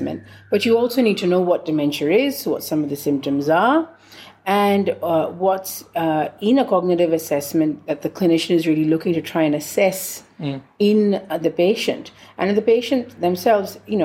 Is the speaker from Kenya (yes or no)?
no; India; I'm from India, I speak Hindi